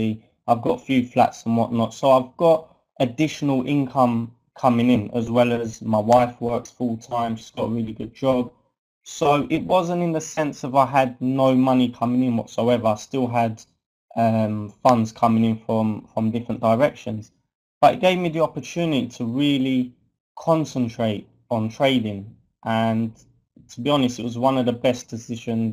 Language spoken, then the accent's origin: English; London, United Kingdom; moved away as an adult; now in North London, United Kingdom; I'm originally from South London, but I've moved to North London now